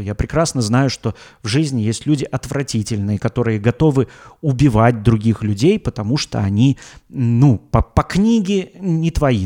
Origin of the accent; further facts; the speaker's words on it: Russia; я из России